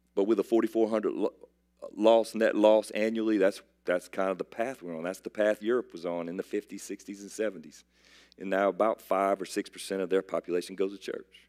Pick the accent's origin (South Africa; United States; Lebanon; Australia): United States; South Carolina; I'm from South Carolina